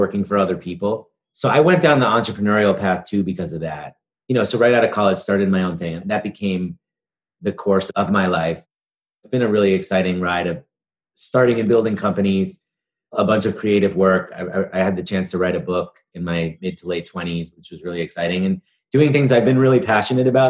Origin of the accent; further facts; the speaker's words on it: New York City, New York, United States; I grew up in New York City in the East Village.